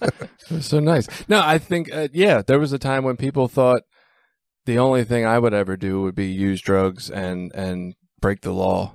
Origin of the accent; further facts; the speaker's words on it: Baltimore, Maryland, United States; I'm from Baltimore